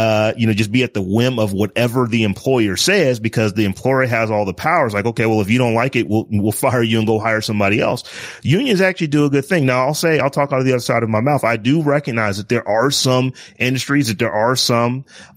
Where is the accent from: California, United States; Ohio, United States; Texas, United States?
Ohio, United States; Northeast; I grew up in Northeast Ohio.